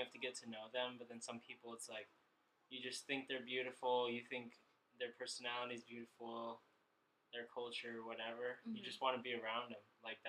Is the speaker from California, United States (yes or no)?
yes; Oceanside, California, United States; born or raised there